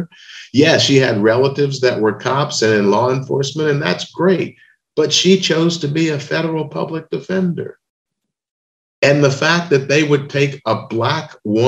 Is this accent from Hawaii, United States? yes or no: no; Memphis, Tennessee, United States; the day that King was killed in Memphis, in my hometown